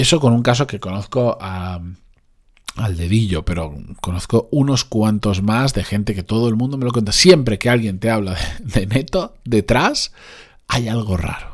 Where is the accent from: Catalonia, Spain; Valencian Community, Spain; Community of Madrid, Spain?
Valencian Community, Spain; Benidorm; moved away; de Benidorm, de donde yo soy originalmente